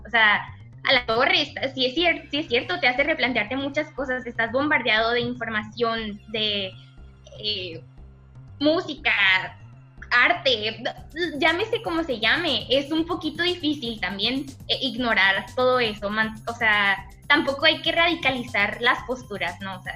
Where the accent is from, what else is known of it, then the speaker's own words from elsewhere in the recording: Mexico; siendo mexicano